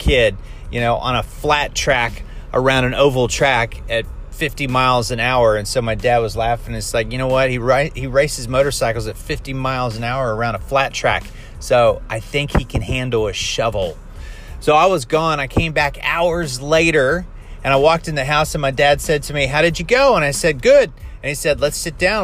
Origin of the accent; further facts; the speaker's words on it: Ohio, United States; I grew up in Midwest America, and we had, in the state of Ohio, wintertime, lots of snow